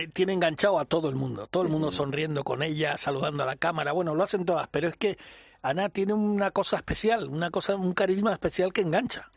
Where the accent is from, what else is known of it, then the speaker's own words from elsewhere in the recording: Mallorca, Balearic Islands, Spain; mi tierra